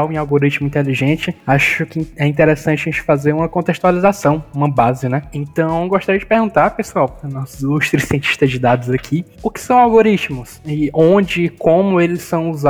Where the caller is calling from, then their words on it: Fortaleza, Ceará, Brazil; é, falo daqui de Fortaleza, sou um homem preto